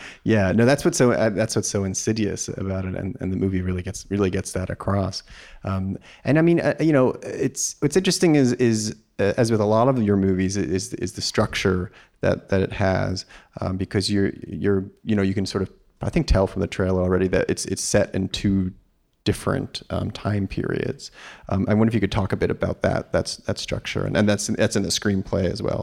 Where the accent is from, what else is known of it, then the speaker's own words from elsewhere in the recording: New York, United States; I grew up in New York and was going to a lot of movies at the Angelica